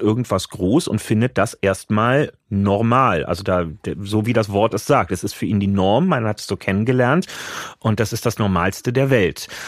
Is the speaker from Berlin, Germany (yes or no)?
yes; Berlin, Germany; Ich bin halt am Stadtrand lange Jahre dann unten in, in Lichtenrade.